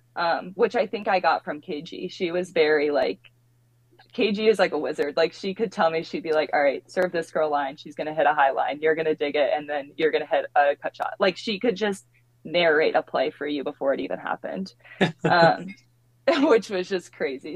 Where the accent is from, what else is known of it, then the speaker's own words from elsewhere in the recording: Virginia Beach, Virginia, United States; moved away; I'm from Virginia Beach. Um, so I grew up at the beach